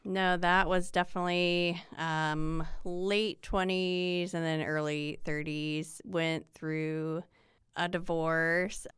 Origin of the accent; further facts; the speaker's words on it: Swayzee, Indiana, United States; moved away as an adult; now in Indianapolis, United States; I am born and raised in Indiana, grew up in a small town about an hour north of here, the only Swayze in the world